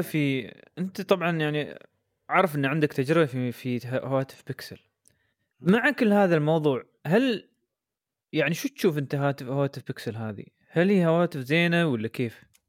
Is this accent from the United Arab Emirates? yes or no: yes; United Arab Emirates; عندنا في الامارات